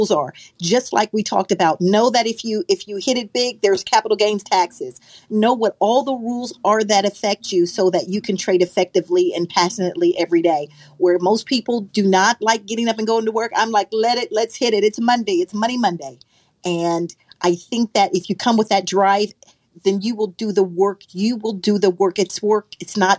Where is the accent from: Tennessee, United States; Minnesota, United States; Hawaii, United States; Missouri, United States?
Missouri, United States; Kansas City; I grew up in Kansas City, Missouri, home of the Negro baseball team